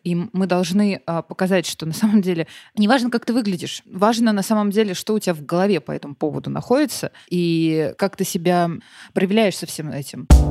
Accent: Russia; я наполовину таджичка, и я росла в России

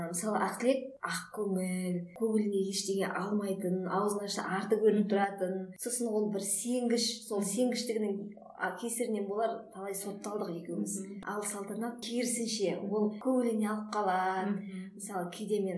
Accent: Kazakhstan; қарға тамырлы қазақпыз

